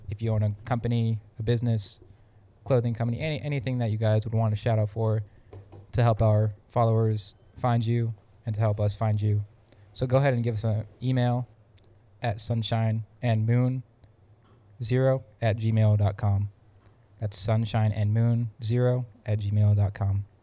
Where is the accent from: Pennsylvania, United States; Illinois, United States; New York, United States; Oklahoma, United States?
Pennsylvania, United States; now in Florida, United States; So, I came from Pennsylvania in 2015. Originally moved to Florida to work for the Mouse.